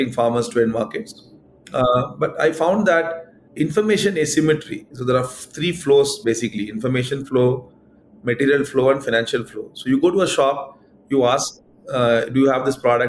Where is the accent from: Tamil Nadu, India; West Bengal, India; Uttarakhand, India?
Tamil Nadu, India; Madurai; now in Bangalore, India; I also went back to my hometown, Madurai